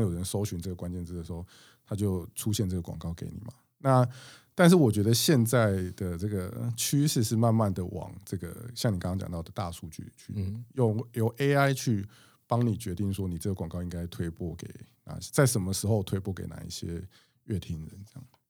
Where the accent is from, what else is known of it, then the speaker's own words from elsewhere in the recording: Chiayi, Taiwan; 我是嘉义出生的